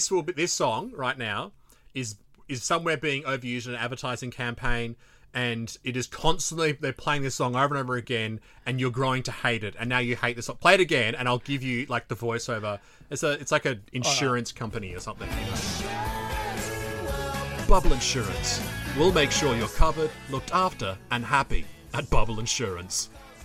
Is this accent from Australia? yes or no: yes; Melbourne, Victoria, Australia; still in Victoria, dude. I'm from Melbourne.